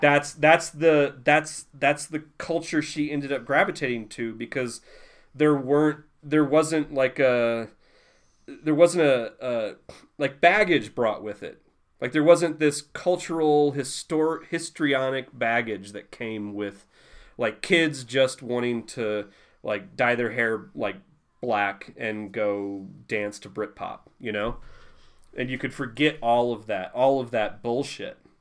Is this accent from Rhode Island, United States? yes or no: no; Southeast Missouri, United States; moved away as an adult; now in New Mexico, United States; I'm from Southeast Missouri